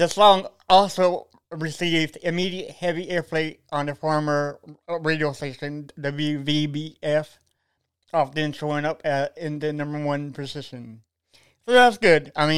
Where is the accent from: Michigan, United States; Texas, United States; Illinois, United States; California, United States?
Texas, United States; Austin; I was born in Texas, Austin.